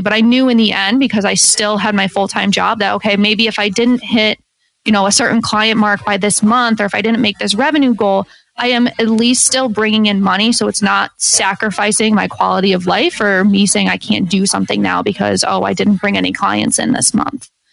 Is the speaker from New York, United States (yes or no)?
yes; Syracuse, New York, United States; I'm from Syracuse, New York.